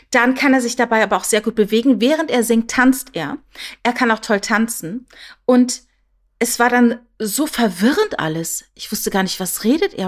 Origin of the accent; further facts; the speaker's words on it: Püttlingen, Saarland, Germany; accent: Saarländisch; moved away; ich komme aus dem Saarland, ne, ich bin in, in Püttlinge geboren